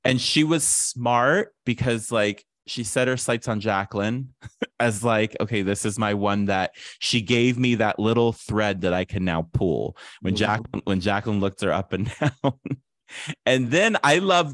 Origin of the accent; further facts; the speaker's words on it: Ohio, United States; growing up in Ohio around a bunch of Italian men